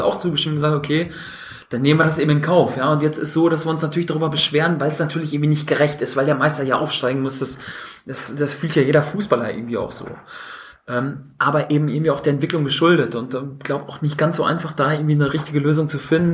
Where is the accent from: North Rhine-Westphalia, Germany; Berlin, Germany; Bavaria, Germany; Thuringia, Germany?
North Rhine-Westphalia, Germany; ich komme ja aus Westfalen